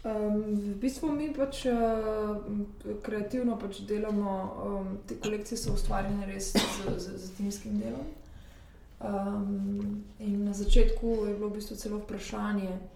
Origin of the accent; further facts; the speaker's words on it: Slovenia; moved away as an adult; now in Paris, France; jaz sem pač iz Slovenije